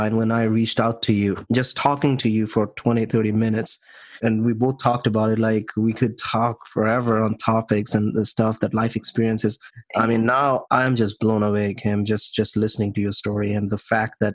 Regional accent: India; I'm from India

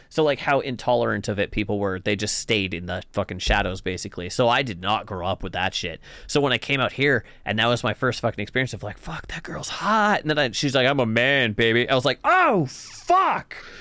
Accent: the Kootenays, British Columbia, Canada; moved away; I'm from the Kootenays

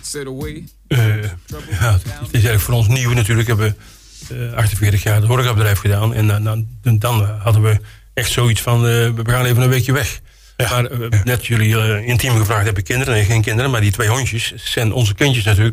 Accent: Kruisland, North Brabant, Netherlands; moved away as an adult; now in Roosendaal, Netherlands; ik kom uit Kruisland eigenlijk. En ik ben, na, na, mijn schooltijd ben ik in Roosendaal terechtgekomen.

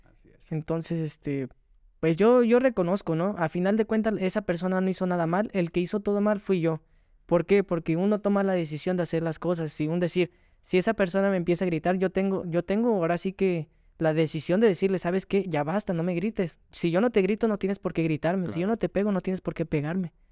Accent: Mexico City, Mexico; now in Nayarit, Mexico; Así es, de la delegación Miguel Hidalgo.

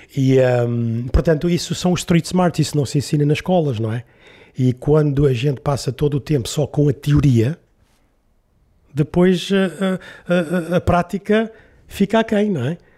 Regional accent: Lisbon, Portugal; eu nasci em Lisboa ali na, e vivi ali na, em Alvalade, ao pé do Campo Grande

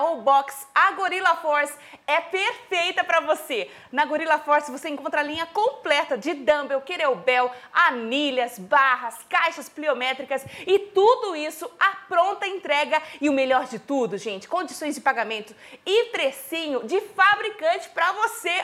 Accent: Araras, São Paulo, Brazil; Eu sou de Araras, interiorzão de São Paulo.

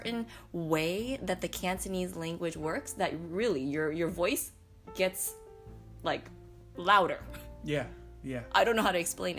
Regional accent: United States

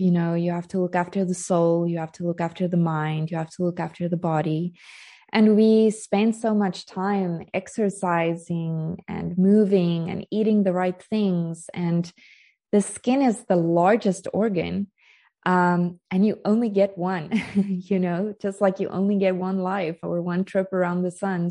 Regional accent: South Africa; moved away as an adult; now in Portugal; I'm joining you from Portugal, but I am South African. I've only been living in Portugal for three and a half years.

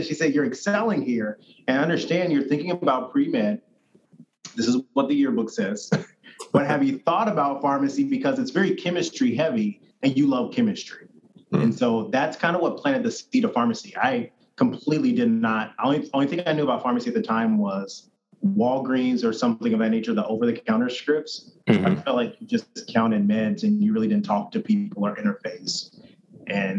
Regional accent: Indiana, United States; I grew up in Indiana, mostly

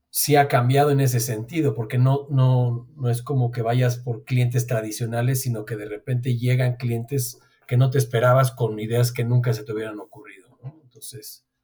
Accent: Mexico; somos mexicanos

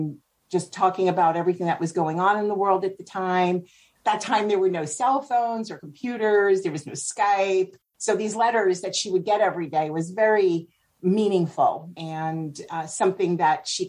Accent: Spring Valley, New York, United States; now in Oregon City, United States; I grew up in New York, actually about 30 miles outside of what I call the city of Manhattan. A little bit upstate. It's on the Jersey border, on the other side of the Hudson River, in a little town called Spring Valley, New York

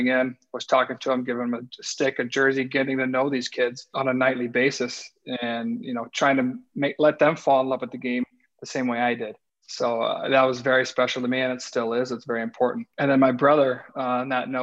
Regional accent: Colorado, United States; moved away as an adult; also born or lived in Nashville; now in Columbus, United States; I grew up in Colorado

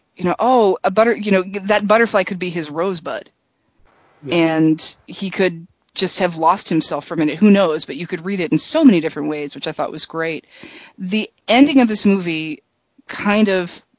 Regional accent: United States; as an American who was raised in America

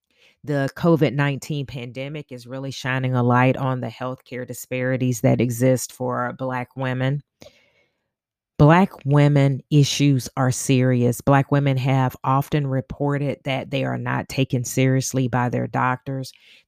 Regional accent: Augusta, Georgia, United States; We are from Augusta, Georgia, and we made our pilgrimage, I should say, from Augusta to Bennett College

